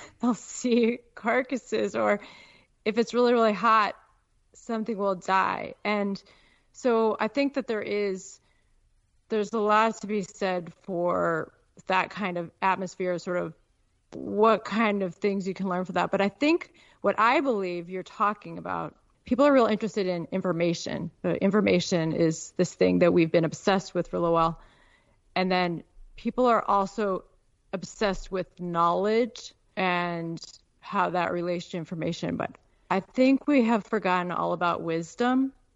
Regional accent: Peoria, Illinois, United States; moved away as an adult; also born or lived in Chicago, Illinois / Alaska; now in Nevada, United States; I was born in Chicago. I grew up in Peoria, and uh, then I went to college on the East Coast

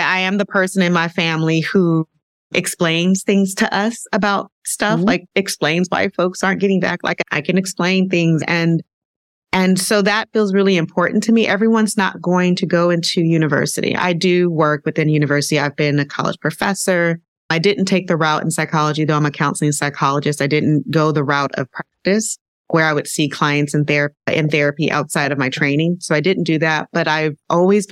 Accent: Southern California, United States; I grew up in Southern California, and I grew up in a blended family.

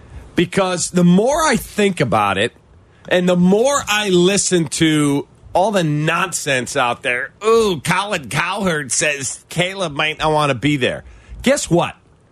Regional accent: Chicago, Illinois, United States; This city is an embarrassment at times, and it's my home. I'm a Chicagoan through and through.

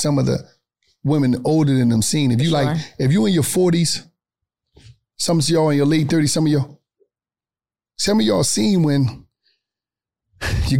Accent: Atlanta, Georgia, United States; I'm a street nigga and I'm from the West End in Atlanta

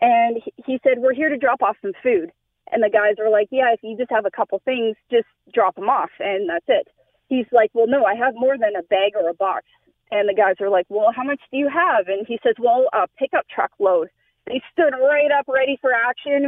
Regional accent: Canada; I'm Canadian, and I hate to admit it, I don't like the cold

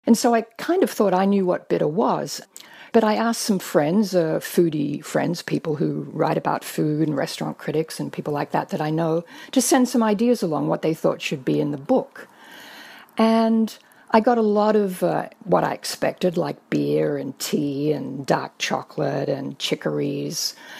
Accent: Australia; I grew up in Australia.

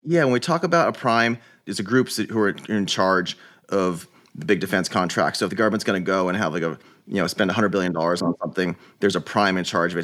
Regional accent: Silicon Valley, California, United States; I, I grew up in Silicon Valley

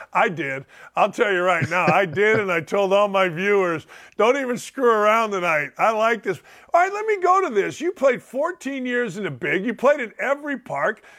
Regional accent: Chicago, Illinois, United States; I grew up in Chicago

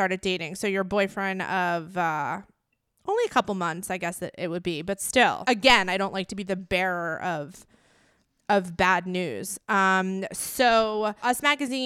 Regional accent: East Coast, United States; growing up on the East Coast

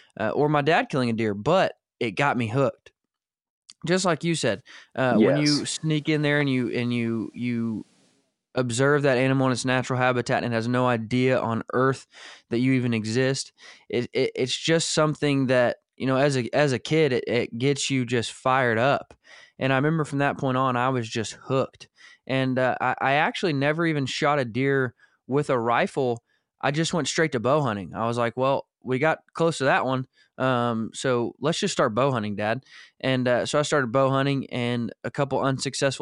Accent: Northwest Arkansas, United States; We were in the Ozark Mountains of Arkansas, not far from where you're at now, was where I was born and raised in Northwest Arkansas

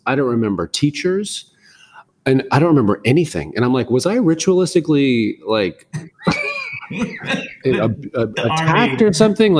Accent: Tallahassee, Florida, United States; also born or lived in West Point, New York / Fairfax, Virginia / Germany; I was born in West Point, New York. And then we lived in Fairfax, Virginia. We moved to Germany and Berlin and Heidelberg. We lived all these different places. And in the 7th grade, my dad retired as a colonel. And then we retired in Tallahassee, Florida.

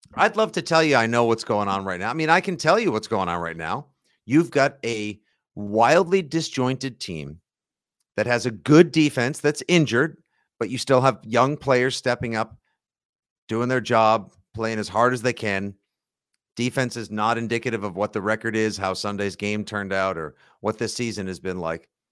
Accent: Braintree, Massachusetts, United States; Braintree, my hometown

